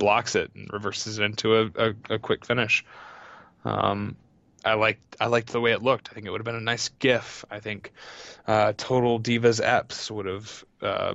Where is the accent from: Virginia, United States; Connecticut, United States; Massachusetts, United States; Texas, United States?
Texas, United States; I'm from Texas, where they say things properly.